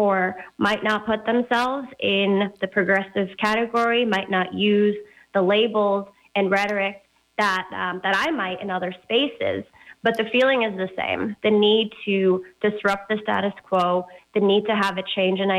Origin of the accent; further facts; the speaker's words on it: Fremont, California, United States; also born or lived in Stanford, California; now in Oakland, United States; So I was born in Fremont, a little outside of Oakland. I spent most of my childhood there